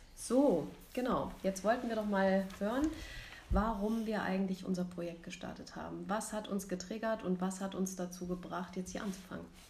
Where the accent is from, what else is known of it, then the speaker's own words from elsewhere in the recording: Rüsselsheim, Hesse, Germany; now in Munich, Germany; ich wohne in München, bin geboren im Rhein-Main-Gebiet in Rüsselsheim